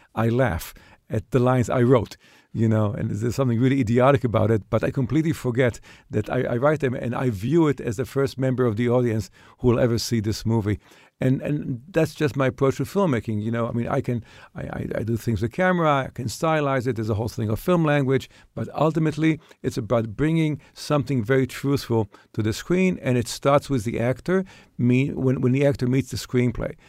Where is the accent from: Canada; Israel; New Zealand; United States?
Israel; moved away; I was an Israeli kid.